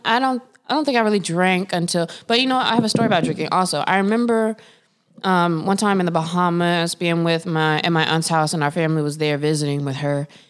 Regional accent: Winston-Salem, North Carolina, United States; I grew up in Winston-Salem, which is the home of Winston Cigarettes

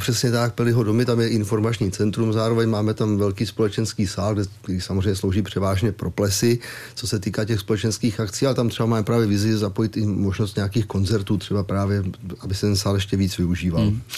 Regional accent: Police nad Metují, Hradec Králové Region, Czechia; also born or lived in Broumov; já jsem rodák přímo z Police. Byť jsem se narodil v Broumově, samozřejmě Jasně. v policii. nebyla porodnice, ale, ale jsem místní.

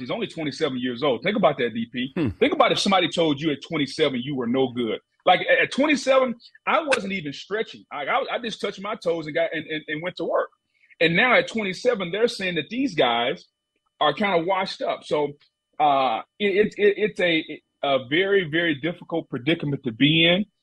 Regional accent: Louisiana, United States; accent: not really Southern and not really Cajun; I'm a country boy from Louisiana, so my accent is really kind of uh, not really Southern and not really Cajun

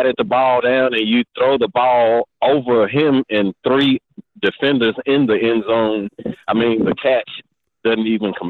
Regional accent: Memphis, Tennessee, United States; I'm from Memphis

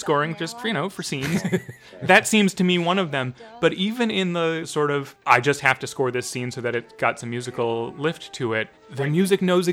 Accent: United States; speaking as another American

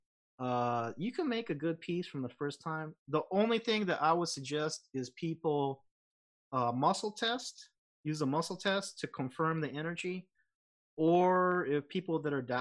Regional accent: United States; now in Los Angeles, United States; I'm American, but I'm Japanese American

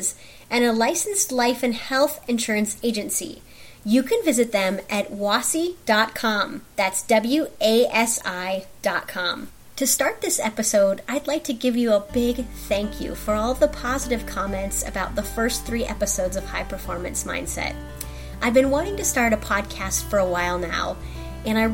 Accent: Sheldon, Iowa, United States; I grew up in Sheldon, Iowa

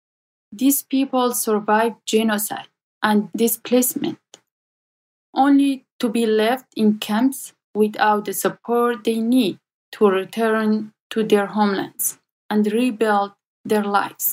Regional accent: Kojo, Nineveh, Iraq; So I was born and raised in the small village of Kojo. It's south of Sinjar Mountain in northern Iraq.

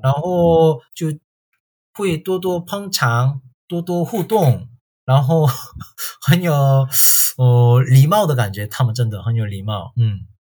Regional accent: Tongyeong, South Gyeongsang, South Korea; Chinese is a second language; also born or lived in China; 我是在韩国土生土长的韩国人

